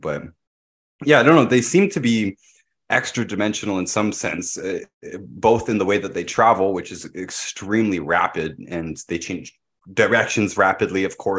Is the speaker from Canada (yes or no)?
yes; Pickering, Ontario, Canada; the nuclear power plant that I grew up next to in Pickering, Ontario.